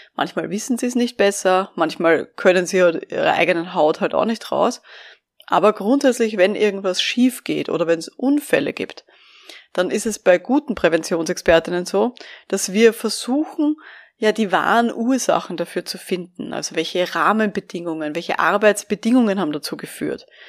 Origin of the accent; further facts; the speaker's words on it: Vienna, Austria; ich bin ja aus Wien